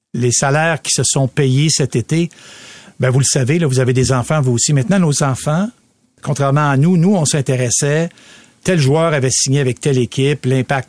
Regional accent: Quebec City, Quebec, Canada; moved away; j'ai grandi à Québec, puis j'étais lanceur dans notre équipe

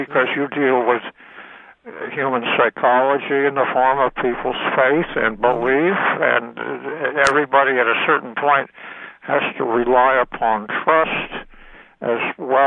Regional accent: New England, United States; I was born in New England.

